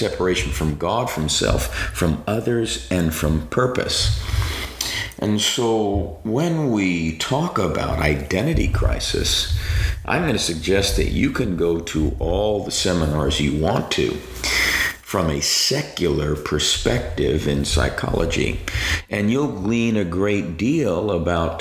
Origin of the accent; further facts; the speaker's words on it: New York City, New York, United States; I grew up in New York City. I'm a native New Yorker, and as a kid, growing up in Staten Island, the smallest of the five boroughs of New York